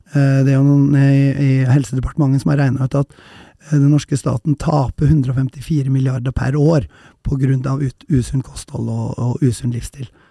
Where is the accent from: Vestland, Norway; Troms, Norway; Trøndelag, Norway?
Trøndelag, Norway; Røros; Jeg kommer fra Røros